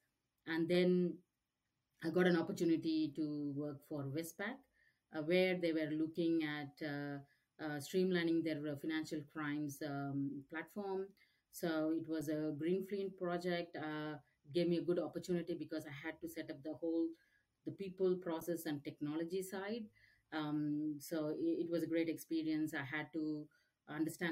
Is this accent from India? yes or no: yes; Chennai, Tamil Nadu, India; moved away as an adult; now in Australia; I'm from India, Chennai, South India. So did all my schoolings and finished my MBA, then migrated to Australia.